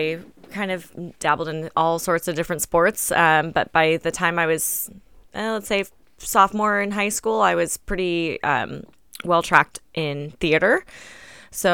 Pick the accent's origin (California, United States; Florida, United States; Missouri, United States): California, United States; Chula Vista; Yep, born and raised in Chula Vista. Went to Hilltop High School.